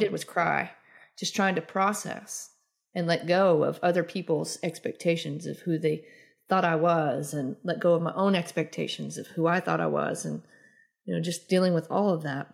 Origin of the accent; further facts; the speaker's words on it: the South, United States; growing up in the South